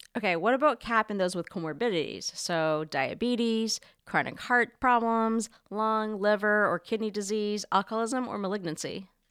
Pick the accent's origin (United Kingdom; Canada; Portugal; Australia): Canada; moved away as an adult; now in New York City, United States; growing up in Canada, my mom would send me to school every single day